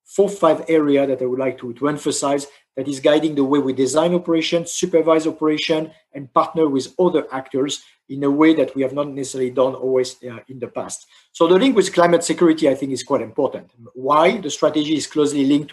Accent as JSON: {"language": "English", "country": "France", "said": "my home country, France"}